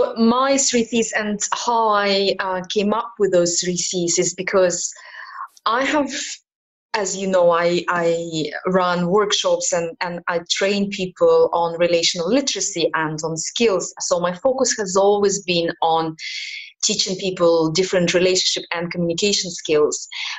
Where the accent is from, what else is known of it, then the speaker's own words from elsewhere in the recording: Kazakhstan; also born or lived in Ukraine / Middle East; now in Malta; I was born in Ukraine and brought up in Kazakhstan. I'm British national, and I lived in the Middle East all my life before I ended up in Malta.